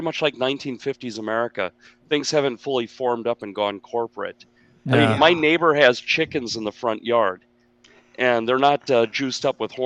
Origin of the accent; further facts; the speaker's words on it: Minnesota, United States; moved away as an adult; now in Ukraine; I grew up in Minnesota in the 70s